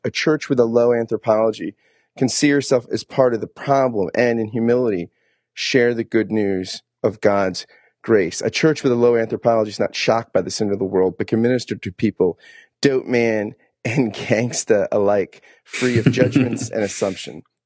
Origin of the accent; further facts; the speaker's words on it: New Jersey, United States; I grew up in Jersey